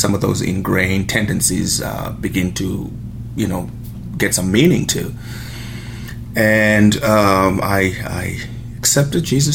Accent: Zimbabwe; moved away; I was born in Zimbabwe, which was Rhodesia at the time, and pretty much grew up in a broken home

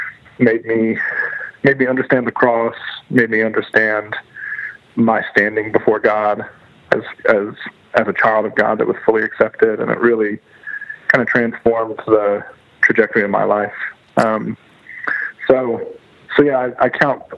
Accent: Louisville, Kentucky, United States; also born or lived in Houston, Texas / Miami, Florida; I've been in the Louisville area since I was about 10. Before that, we lived for a couple of years in Houston, Texas. And then prior to that was in Miami. But so the vast majority of my life is here in Louisville

